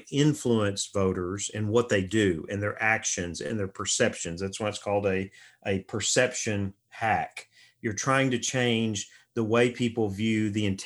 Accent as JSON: {"language": "English", "country": "United States", "said": "our identity as Americans"}